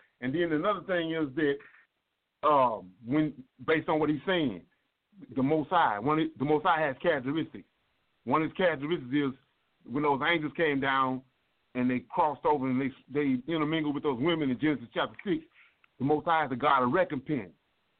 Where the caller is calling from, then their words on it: Louisiana, United States; I'm from Louisiana.